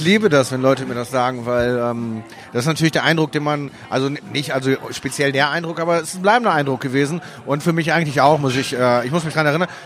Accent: Essen, North Rhine-Westphalia, Germany; also born or lived in Wuhan, China / Miami, United States; now in Mülheim an der Ruhr, Germany; erste Grundschulklasse gemacht und zur zweiten bin ich dann nach Essen gekommen.

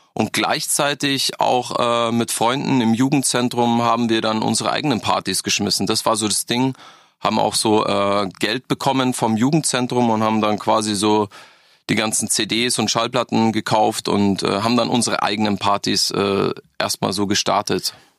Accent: Freising, Bavaria, Germany; born or raised there; also born or lived in Berlin; now in Augsburg, Germany

